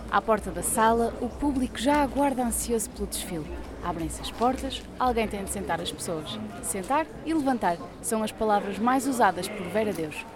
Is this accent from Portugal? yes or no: yes; Lisbon, Portugal; Bem, como eu sou de Lisboa, acordo muito cedo, venho a dormir no autocarro